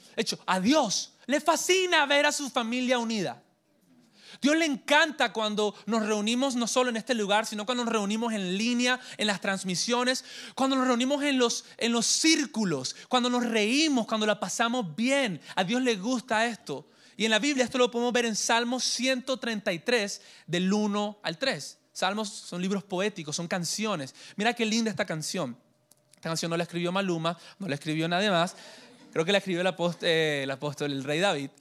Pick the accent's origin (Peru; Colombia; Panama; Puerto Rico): Colombia; also born or lived in Santa Marta / Miami; Yo soy colombiano de nacimiento